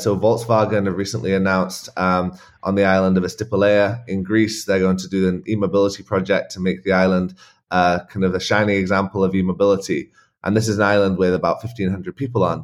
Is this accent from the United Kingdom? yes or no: yes; England, United Kingdom; moved away; also born or lived in Scotland; I grew up in England um, on a farm in a pretty rural area on the Welsh borders